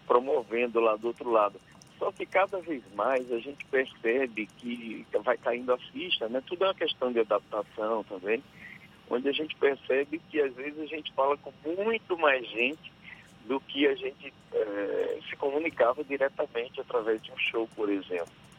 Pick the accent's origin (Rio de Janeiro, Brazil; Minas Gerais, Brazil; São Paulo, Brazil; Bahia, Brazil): Bahia, Brazil; Riachão do Jacuípe; vou estar em Riachão do Jacuípe, na minha cidade